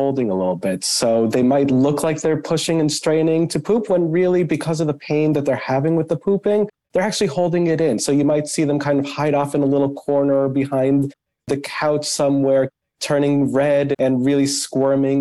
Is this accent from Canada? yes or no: no; Boston, Massachusetts, United States; moved away as an adult; now in Cleveland, United States; I'm actually originally from the Northeast up in Boston